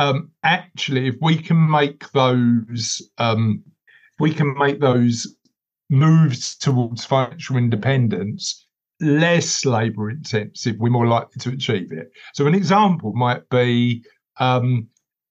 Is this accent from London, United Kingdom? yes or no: yes; London, United Kingdom; I'm from East London originally. I live sort of on the East London Essex borders now, but I'm from East London originally.